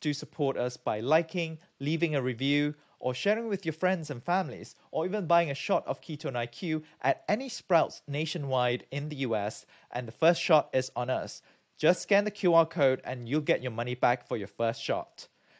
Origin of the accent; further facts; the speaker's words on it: Malaysia; moved away; also born or lived in United Kingdom; I'm from Malaysia. I got my PhD from the UK